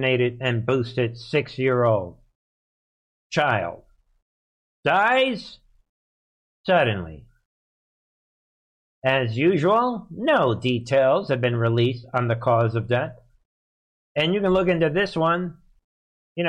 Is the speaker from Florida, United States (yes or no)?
no; New York City, New York, United States; moved away; I'm from the Bronx, New York, originally